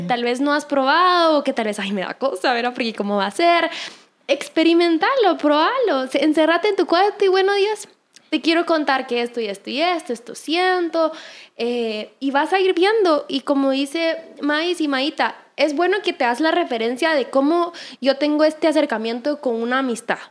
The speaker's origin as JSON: {"language": "Spanish", "country": "Guatemala", "said": "acá en mi país"}